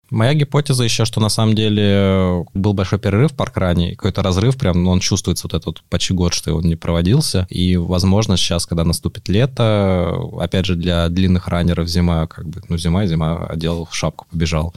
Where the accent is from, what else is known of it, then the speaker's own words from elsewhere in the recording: Moscow, Russia; Я сам вырос в Москве, в Измайлово